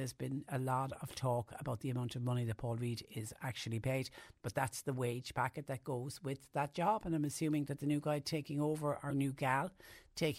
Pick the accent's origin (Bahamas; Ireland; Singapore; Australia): Ireland; us, the Irish